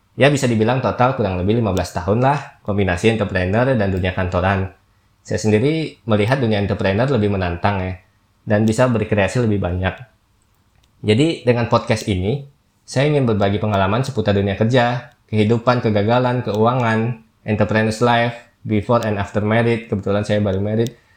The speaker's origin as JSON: {"language": "Indonesian", "region": "Jambi", "country": "Indonesia", "also_born_or_lived": "Jakarta", "moved": "yes", "said": "Saya berasal dari Jambi"}